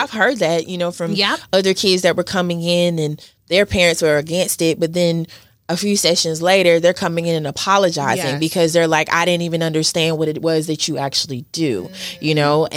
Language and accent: English; Mississippi, United States; I'm from Mississippi